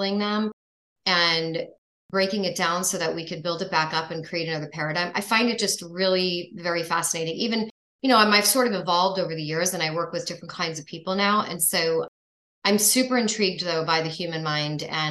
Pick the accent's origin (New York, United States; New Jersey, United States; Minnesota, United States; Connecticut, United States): New York, United States; moved away as an adult; now in Florida, United States; I'm actually from New York, so I went to grad school there.